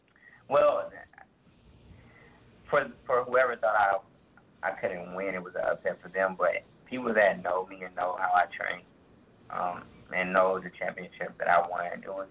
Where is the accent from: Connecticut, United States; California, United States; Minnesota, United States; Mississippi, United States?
Minnesota, United States; Minneapolis; So I'm from Minneapolis, Minnesota. I graduated from Patrick Henry, which is a North Minneapolis school.